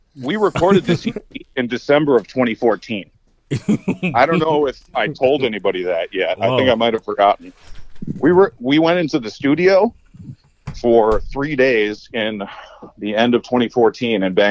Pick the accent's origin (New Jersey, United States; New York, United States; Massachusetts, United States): Massachusetts, United States; Boston; I grew up in Boston area